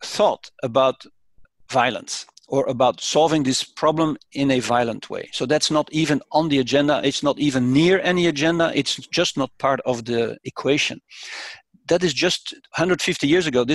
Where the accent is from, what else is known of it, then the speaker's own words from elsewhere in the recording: Brussels, Brussels-Capital Region, Belgium; born and raised in Brussels, which symbolically I grew up a few hundred meters from the European institutions